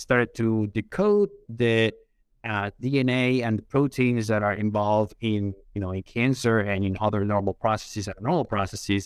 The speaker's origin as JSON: {"language": "English", "country": "Colombia", "tie": "born or raised there", "moved": "as an adult", "lives_now": "United States", "said": "born and raised in Colombia, came to the United States"}